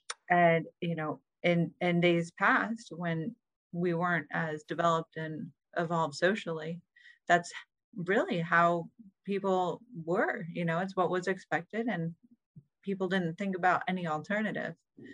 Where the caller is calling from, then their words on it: Maine, United States; I'm calling in from beautiful Maine.